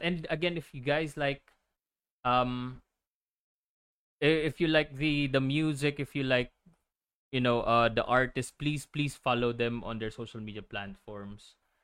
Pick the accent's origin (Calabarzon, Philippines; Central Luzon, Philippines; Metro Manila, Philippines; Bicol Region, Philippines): Calabarzon, Philippines; Laguna; mga taga Laguna kasi kami